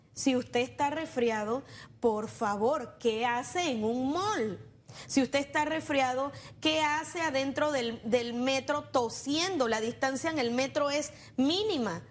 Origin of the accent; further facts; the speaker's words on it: Panama; nosotros en Panamá